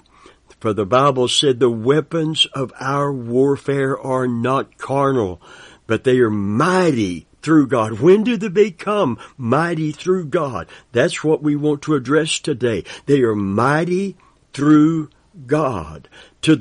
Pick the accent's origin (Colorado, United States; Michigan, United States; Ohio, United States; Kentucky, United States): Kentucky, United States; I'm from Kentucky, and I've heard that term many times growing up in a Christian family